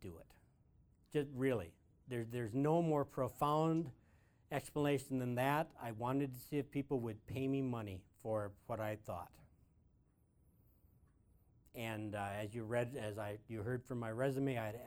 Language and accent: English; Malta Township, Big Stone County, Minnesota, United States; In Malta Township, where I was born